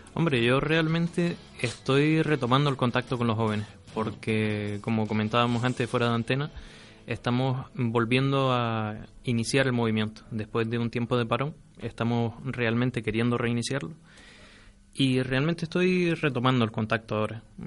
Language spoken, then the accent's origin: Spanish; Firgas, Canary Islands, Spain; also born or lived in Las Palmas; Digamos que soy natural de Las Palmas, criado en Firgas, así que me siento de Firgas